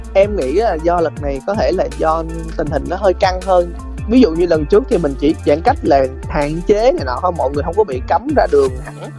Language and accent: Vietnamese; Sóc Trăng, Vietnam; moved away; em ở sóc trăng